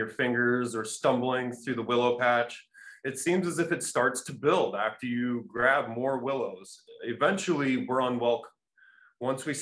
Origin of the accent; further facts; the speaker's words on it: Cedar Rapids, Iowa, United States; I'm from this place called Cedar Rapids, Iowa